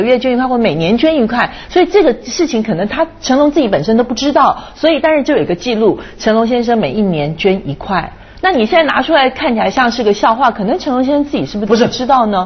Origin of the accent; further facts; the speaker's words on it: Taiwan; also born or lived in Hong Kong; now in China; 我在台湾长大，在香港住了十二年，搬到内地来住这么长时间